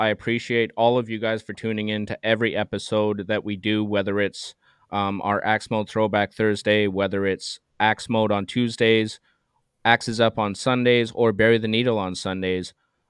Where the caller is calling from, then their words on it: Terrace, British Columbia, Canada; I'm joining you from Terrace, BC, Canada.